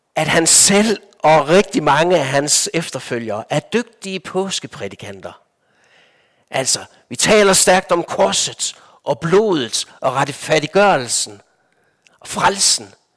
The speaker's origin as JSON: {"language": "Danish", "country": "Denmark", "tie": "born or raised there", "also_born_or_lived": "Copenhagen / Lofoten", "moved": "as an adult", "said": "Jeg er vokset op i Danmark"}